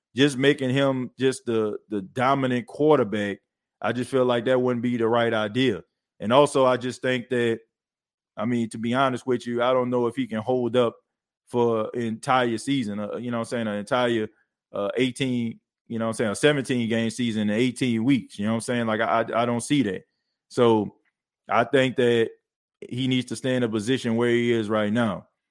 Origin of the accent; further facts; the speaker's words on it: Arkansas, United States; I'm from Arkansas